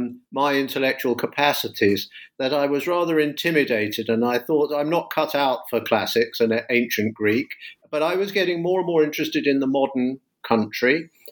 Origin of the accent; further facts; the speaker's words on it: London, United Kingdom; now in United States; I teach in the US, but I'm a Brit. I'm from London, and I originally studied classics